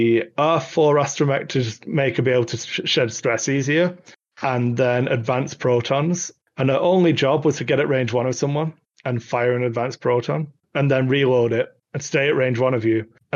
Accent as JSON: {"language": "English", "town": "Wigan", "region": "North West England", "country": "United Kingdom", "tie": "born or raised there", "said": "I'm wearing my Wigan Athletic t-shirt, my hometown football club, soccer club"}